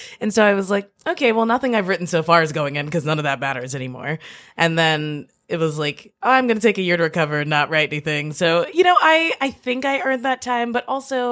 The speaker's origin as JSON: {"language": "English", "region": "Northern Kentucky", "country": "United States", "tie": "born or raised there", "moved": "as an adult", "lives_now": "Brooklyn, United States", "said": "growing up in Kentucky"}